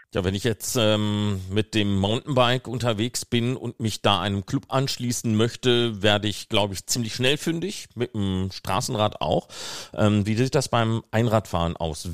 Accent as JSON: {"language": "German", "area": "Ruhr area", "region": "North Rhine-Westphalia", "country": "Germany", "said": "ich bin ja selber aus dem Ruhrgebiet"}